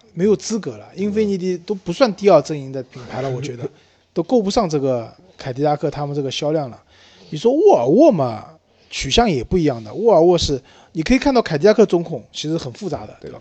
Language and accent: Chinese; China; 我们中国人